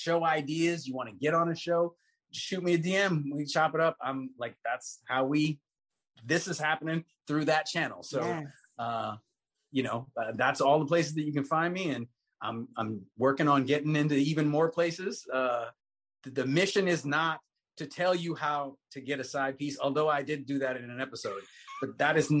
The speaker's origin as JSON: {"language": "English", "country": "Bahamas", "said": "I'm from the Bahamas"}